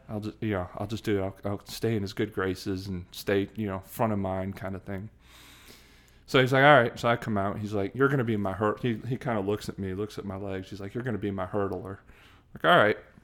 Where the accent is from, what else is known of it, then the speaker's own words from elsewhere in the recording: Hanover Park, Illinois, United States; also born or lived in Chicago / Saint Charles, Illinois; now in Atlanta, United States; I grew up in, in Chicago. Um, I was born in Chicago and then, uh, actually lived, uh, about forty-five minutes west of downtown Chicago